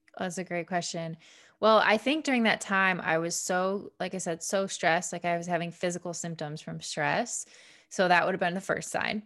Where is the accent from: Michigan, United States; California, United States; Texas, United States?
Michigan, United States; a suburb of Detroit; I grew up in Michigan, um, a suburb of Detroit